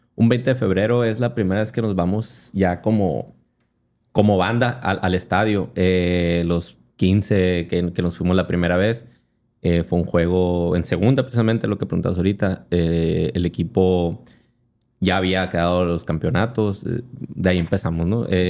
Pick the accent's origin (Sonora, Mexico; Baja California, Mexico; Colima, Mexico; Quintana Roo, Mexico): Sonora, Mexico; Hermosillo; soy de yo, de la Normosillo, que no sé, pero es un barrio muy futbolero